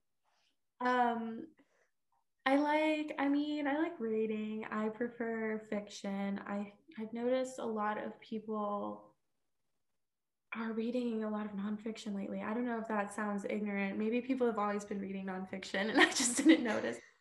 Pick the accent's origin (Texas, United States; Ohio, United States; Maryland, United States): Texas, United States; Houston; moved away as an adult; now in Missouri, United States; I am from Texas. I'm from Houston